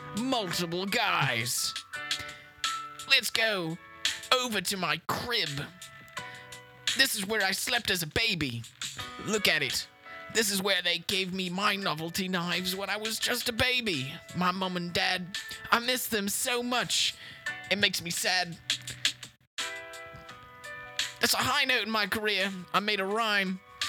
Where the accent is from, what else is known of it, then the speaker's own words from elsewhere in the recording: United Kingdom; I'm British.